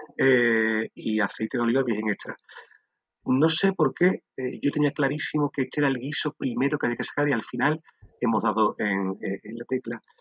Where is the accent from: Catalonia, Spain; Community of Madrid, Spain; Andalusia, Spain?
Andalusia, Spain; Sanlúcar de Barrameda; moved away as an adult; soy un sanluqueño amante de Sanlúcar de Barrameda, mi tierra. Eh, durante muchos años viví fuera y llegué, llegó un momento en mi vida que necesité volver